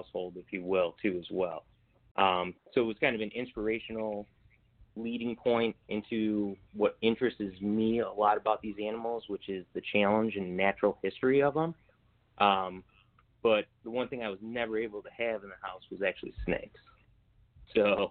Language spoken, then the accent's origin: English; Illinois, United States; where I grew up in the Payless area in Illinois.